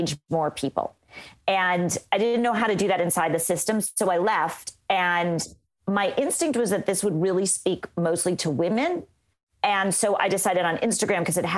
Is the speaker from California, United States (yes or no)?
yes; Los Angeles, California, United States; moved away as an adult; also born or lived in Orlando, Florida / Tampa, Florida; I'm from Los Angeles